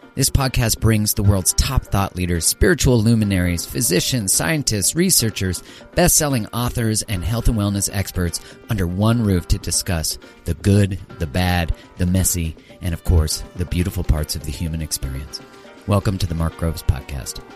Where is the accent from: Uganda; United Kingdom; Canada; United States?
Canada; as a Canadian